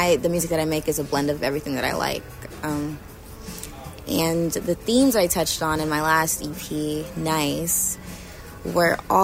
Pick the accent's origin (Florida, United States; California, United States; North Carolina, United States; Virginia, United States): California, United States; Inglewood; I'm from Inglewood, and I'm a singer-songwriter